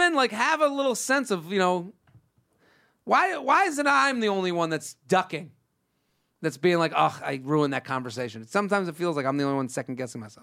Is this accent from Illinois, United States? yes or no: no; Massachusetts, United States; that's where I'm from